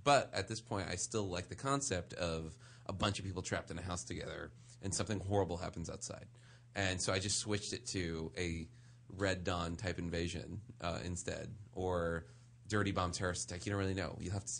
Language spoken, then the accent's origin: English; New Orleans, Louisiana, United States; Because like I grew up in New Orleans, right?